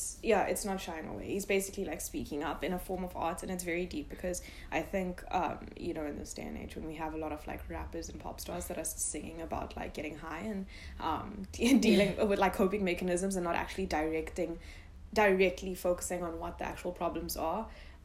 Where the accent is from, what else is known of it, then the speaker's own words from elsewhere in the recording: India; because like culture shock, I'm Indian.